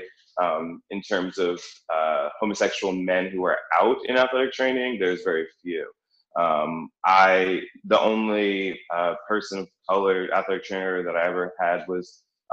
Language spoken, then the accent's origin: English; New York, United States; now in Philadelphia, United States; originally from New York, living in Philadelphia now.